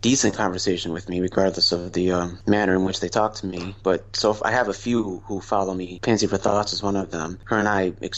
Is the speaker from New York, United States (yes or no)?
yes; western New York, United States; born or raised there; also born or lived in Pennsylvania / Buffalo, New York